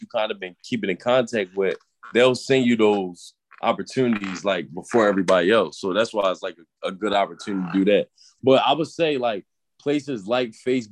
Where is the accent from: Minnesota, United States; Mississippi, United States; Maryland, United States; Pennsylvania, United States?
Maryland, United States; Baltimore; now in Philadelphia, United States; I'm actually I'm from Baltimore, but I live in Philly